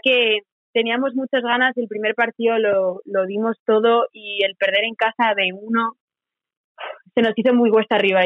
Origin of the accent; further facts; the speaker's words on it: Spain; moved away as an adult; now in Corpus Christi, United States; siendo tres españolas